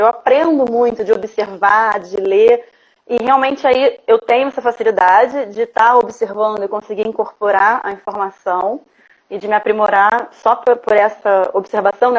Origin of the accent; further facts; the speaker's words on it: Rio de Janeiro, Brazil; Eu sou do Rio de Janeiro